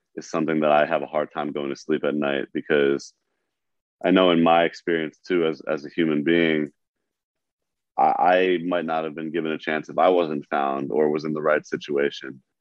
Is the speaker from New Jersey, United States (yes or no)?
no; New York, United States; I was being a New Yorker